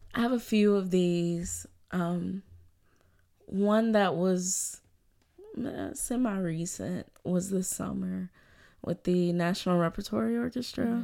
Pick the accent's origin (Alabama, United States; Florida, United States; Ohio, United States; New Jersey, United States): Alabama, United States; Birmingham; born or raised there; moved away as an adult; also born or lived in Louisville, Kentucky; now in Chicago, United States